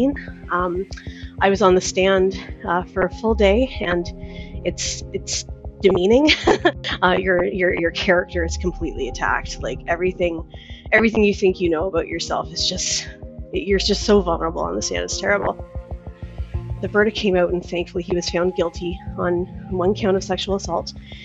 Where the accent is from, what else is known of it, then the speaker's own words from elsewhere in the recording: Victoria, British Columbia, Canada; I'm from Victoria, British Columbia.